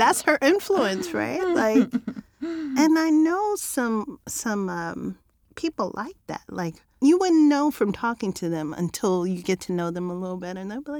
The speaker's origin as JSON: {"language": "English", "country": "United States", "said": "I'm an American"}